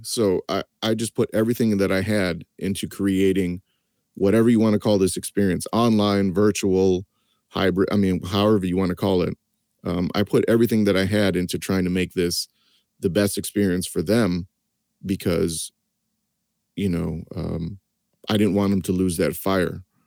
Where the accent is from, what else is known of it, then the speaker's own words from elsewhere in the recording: East Lansing, Michigan, United States; I grew up in East Lansing, Michigan